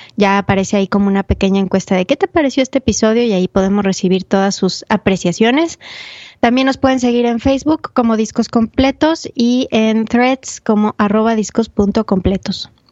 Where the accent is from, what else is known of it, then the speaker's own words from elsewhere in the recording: Mexico; mi experiencia como de México